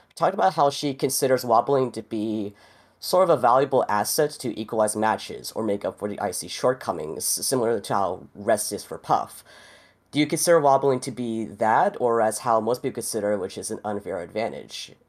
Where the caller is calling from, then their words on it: Boca Raton, Florida, United States; I'm calling in from Boca in Florida.